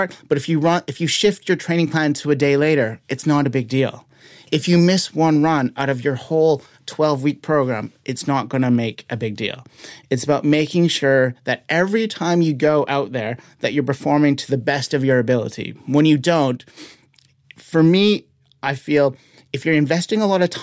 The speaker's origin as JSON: {"language": "English", "country": "Canada", "said": "I am from Canada."}